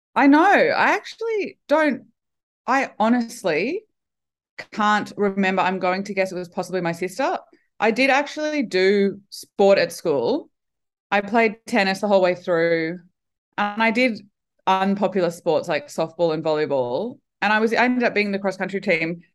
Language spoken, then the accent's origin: English; Brisbane, Queensland, Australia; brisbane winter is not winter now that i've lived other places in the world when i came back i thought oh right our winter's awesome